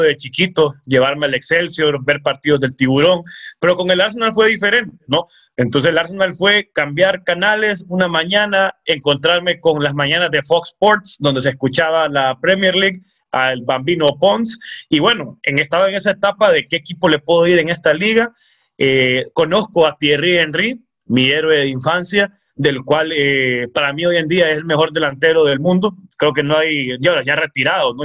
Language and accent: Spanish; El Progreso, Yoro, Honduras; moved away as an adult; now in Tegucigalpa, Honduras; soy oriundo del Progreso y Oro